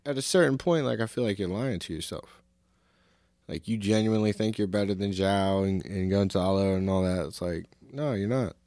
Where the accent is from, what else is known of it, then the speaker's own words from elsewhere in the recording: United States; growing up, like, as an American